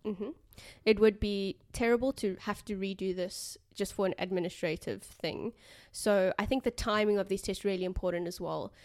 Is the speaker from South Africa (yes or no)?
yes; South Africa; first language English; now in Australia; coming from South Africa